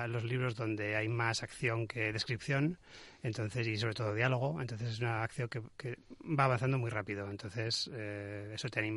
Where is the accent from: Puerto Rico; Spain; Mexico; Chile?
Spain; Zaragoza, Aragon; moved away as an adult; now in Castellón, Spain; yo soy de Zaragoza.